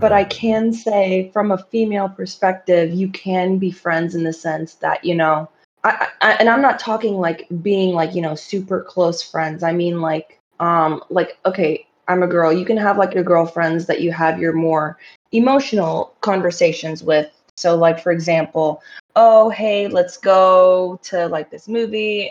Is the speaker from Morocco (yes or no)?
yes; Morocco; I'm from Morocco